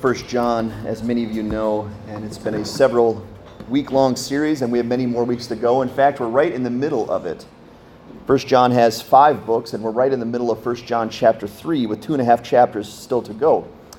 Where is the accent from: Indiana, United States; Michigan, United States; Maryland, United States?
Michigan, United States; born there; Good job. I was born in Michigan.